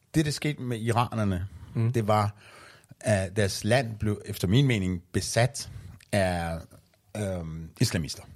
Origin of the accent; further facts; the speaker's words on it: Iran; Danish is a second language; now in Denmark; da jeg flygtede fra Iran